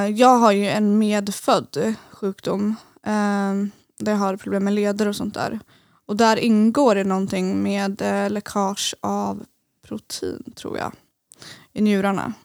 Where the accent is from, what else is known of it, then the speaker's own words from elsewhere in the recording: Eskilstuna, Södermanland, Sweden; moved away as an adult; now in Gothenburg, Sweden; jag kommer från Eskilstuna